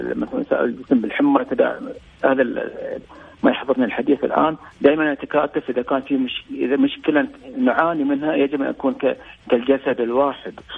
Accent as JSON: {"language": "Arabic", "country": "Bahrain", "said": "إحنا عندنا في البحرين الآن"}